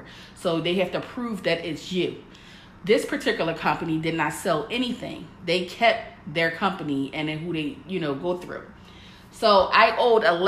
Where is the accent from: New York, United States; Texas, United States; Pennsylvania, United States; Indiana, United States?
Pennsylvania, United States; Philadelphia; moved away as an adult; I was born and raised in Philly.